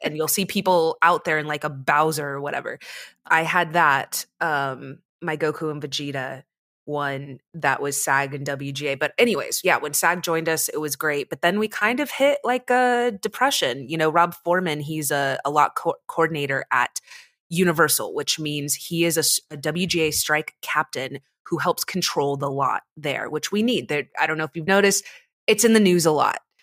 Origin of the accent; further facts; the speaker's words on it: United States; growing up in America